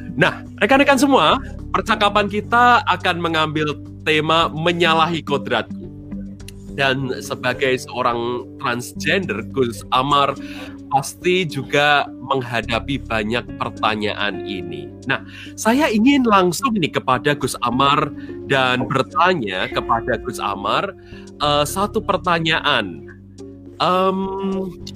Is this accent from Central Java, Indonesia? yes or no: yes; Central Java, Indonesia; sebenarnya sama dengan saya asalnya dari Jawa Tengah